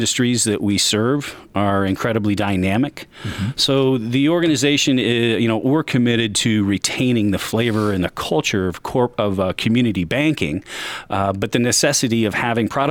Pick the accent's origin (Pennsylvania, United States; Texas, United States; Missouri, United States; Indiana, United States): Indiana, United States; Marion; also born or lived in Seattle; I grew up in Marion